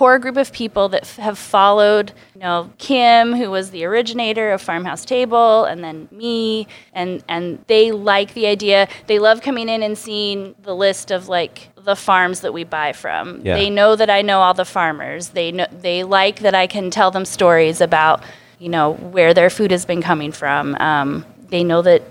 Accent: Spokane, Washington, United States; also born or lived in Bellingham; I grew up in Spokane

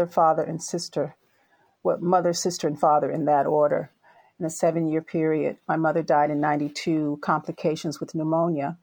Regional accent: Albany, Georgia, United States; now in California, United States; I grew up in Albany, Georgia

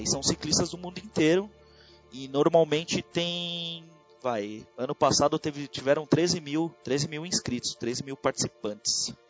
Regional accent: São Paulo, Brazil; Eu sou de São Paulo, capital.

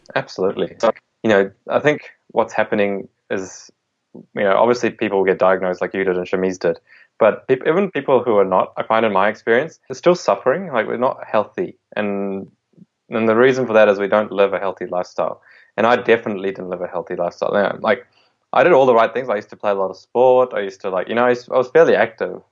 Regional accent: India; I was born in India

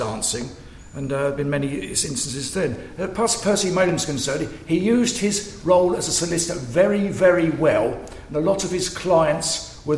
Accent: Hampshire, South East England, United Kingdom; moved away as an adult; now in Kent, United Kingdom; I come from Hampshire originally. I've lived in Kent for 30 years.

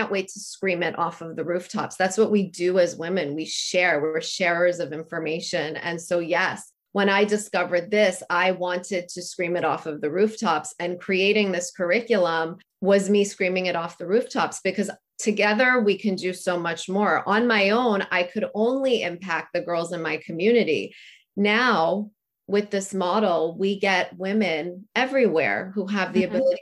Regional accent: Canada; I'm from Canada

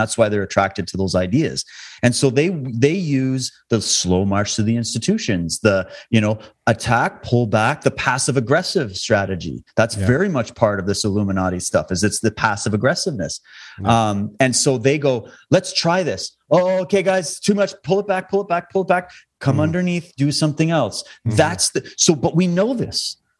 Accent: Alberta, Canada; also born or lived in Ontario / Saskatchewan; I grew up in this country. Okay. I was born and raised in Alberta. Then I lived in Ontario and Saskatchewan.

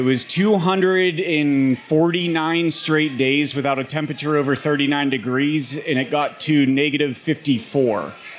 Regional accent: Pittsburgh, Pennsylvania, United States; moved away as an adult; also born or lived in Norfolk, Virginia / Washington, District of Columbia, United States; Born and raised in Pittsburgh, actually Dormont, South Hills, so pretty close to here.

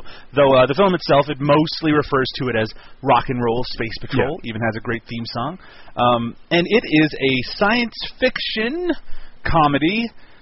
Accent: Newfoundland and Labrador, Canada; moved away; I'm in my home town and my home that I grew up in here in Newfoundland, Canada

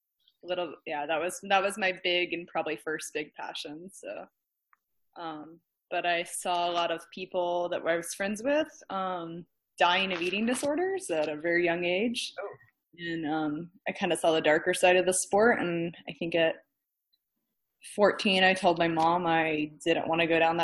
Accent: New Mexico, United States; also born or lived in Virginia; I was born in Virginia and lived in New Mexico, I would say, for the majority of my middle school, high school years. So I guess that's where I'd say I'm from

